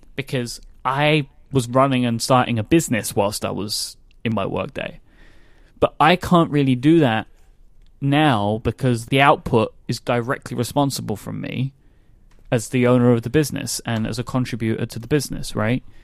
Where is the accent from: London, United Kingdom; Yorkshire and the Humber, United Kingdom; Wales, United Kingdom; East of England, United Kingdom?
London, United Kingdom; I'm a Londoner